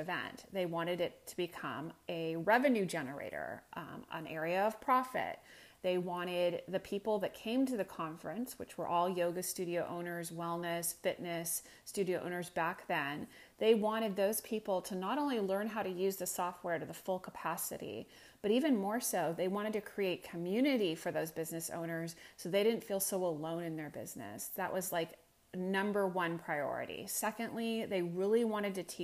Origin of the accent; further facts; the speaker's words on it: Silicon Valley, California, United States; moved away; I'm from Silicon Valley